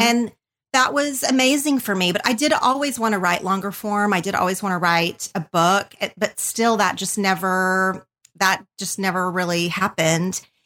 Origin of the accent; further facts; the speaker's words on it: southern Oklahoma, United States; moved away as an adult; now in Los Angeles, United States; I grew up in a super tiny town in southern Oklahoma